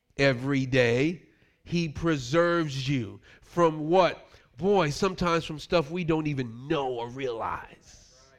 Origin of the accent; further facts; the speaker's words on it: New York, United States; Growing up in New York